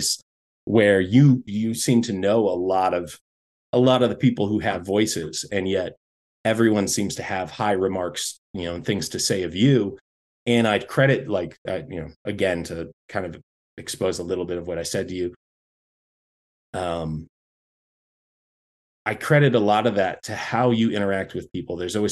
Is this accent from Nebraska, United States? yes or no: no; North Florida, United States; born or raised there